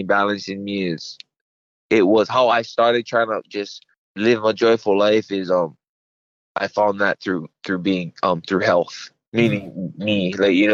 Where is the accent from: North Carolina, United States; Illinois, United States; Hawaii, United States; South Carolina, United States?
Hawaii, United States; I'm Hawaiian